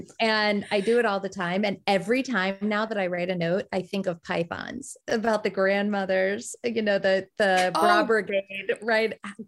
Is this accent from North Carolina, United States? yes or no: no; Maryland, United States; So I'm from Maryland. But my heart and my love has always been on Cape Cod.